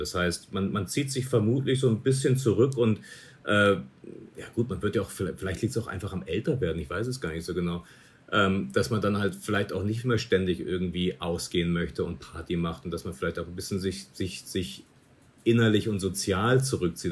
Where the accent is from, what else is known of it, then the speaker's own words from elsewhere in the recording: Munich, Bavaria, Germany; moved away as an adult; ich komme aus München